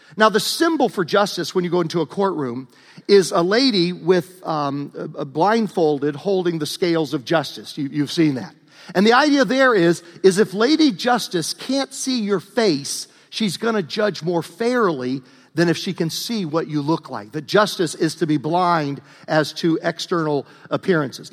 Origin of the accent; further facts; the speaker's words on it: Southern Virginia, United States; moved away; I grew up in the South, Southern Virginia, near the North Carolina border.